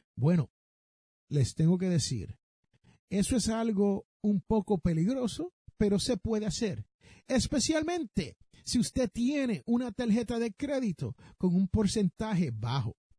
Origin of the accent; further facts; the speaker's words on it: Puerto Rico; yo me crié en Puerto Rico